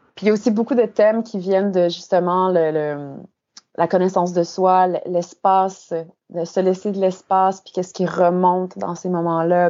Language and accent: French; Saint-Paul-de-Joliette, Quebec, Canada; moved away as an adult; also born or lived in Saint-Charles-Borromée / Montreal; now in Hamburg, Germany; je suis une fille de Saint-Paul-de-Joliette, donc j'ai fait toute ma mon enfance à Saint-Paul.